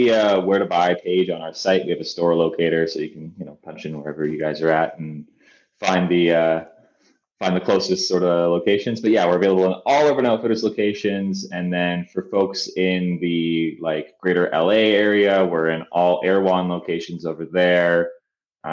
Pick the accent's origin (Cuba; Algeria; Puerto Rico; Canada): Canada; I'm Canadian.